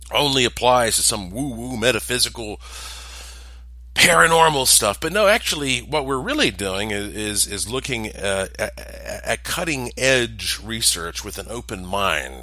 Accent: North Carolina, United States; I'm from the South. I'm from North Carolina

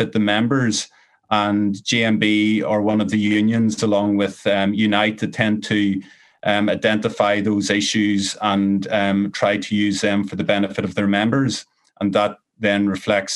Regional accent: Ireland; growing up in Ireland.

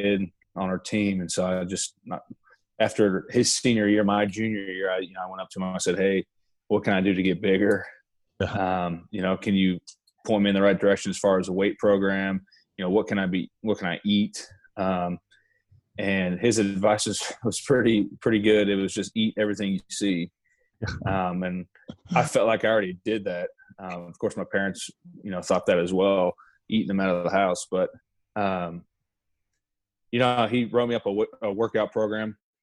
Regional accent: Lee's Summit, Missouri, United States; moved away as an adult; now in Lawrence, United States; born and raised in Lee Summit

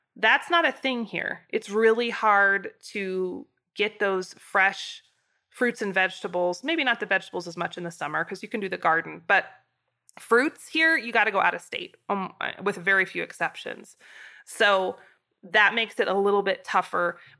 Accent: Idaho, United States; now in Wyoming, United States; growing up in Idaho

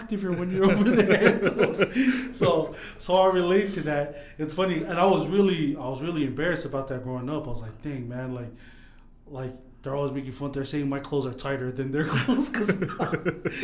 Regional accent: Sandy, Utah, United States; I grew up here in Utah

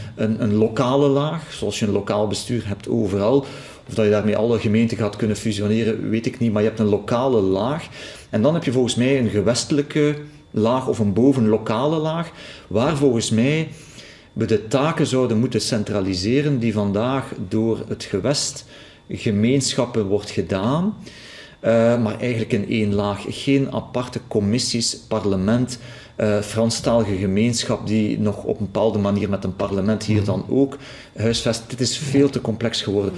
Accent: Flanders, Belgium; we zien dat als Vlamingen

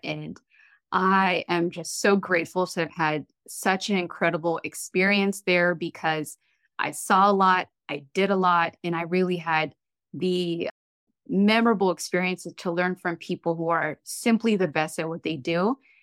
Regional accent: Eritrea; now in United States; I am a proud first generation immigrant American. I am from Eritrea

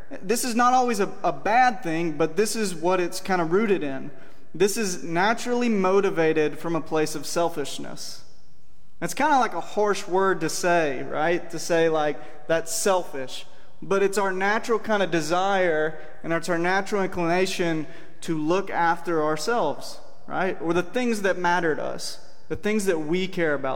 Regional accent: Cordele, Georgia, United States; moved away; I grew up in Cordial, Georgia, down in South Georgia

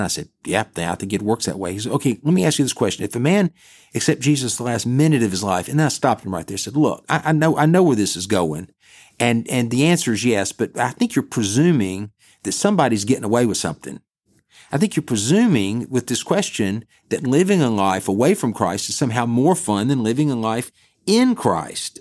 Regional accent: Bessemer, Alabama, United States; also born or lived in Birmingham, Alabama; I'm from Bessemer, which is a suburb of Birmingham, Alabama

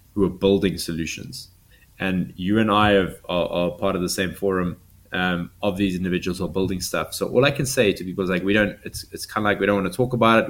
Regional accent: South Africa; I'm seventh generation South African. I'm not going anywhere.

